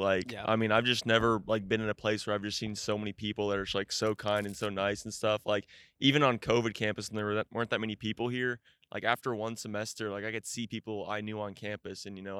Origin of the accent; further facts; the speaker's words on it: Midlothian, Texas, United States; I'm from Midlothian, Texas.